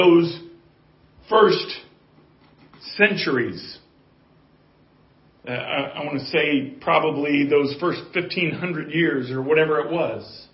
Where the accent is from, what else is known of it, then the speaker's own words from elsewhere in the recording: Colorado, United States; I have a builder's background and I'm from Colorado.